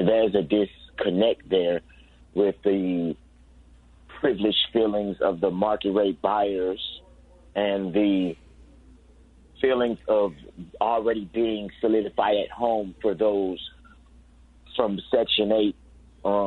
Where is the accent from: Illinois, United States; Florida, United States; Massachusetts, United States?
Illinois, United States; Chicago; I grew up in Cabrini since childhood